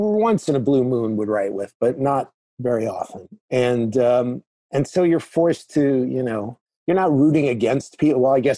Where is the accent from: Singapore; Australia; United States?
United States; New York; moved away as an adult; also born or lived in Chicago; I was from New York